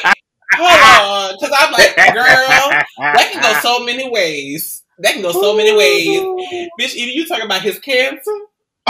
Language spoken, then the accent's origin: English; the South, United States; I'm from the South.